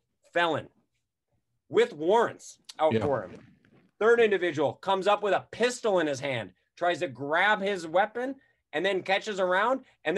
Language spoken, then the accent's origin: English; Wisconsin, United States; Wisconsin, that's my home state.